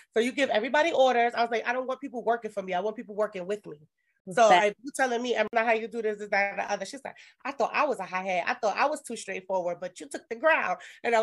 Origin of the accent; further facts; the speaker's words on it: New York City, New York, United States; I'm from Brooklyn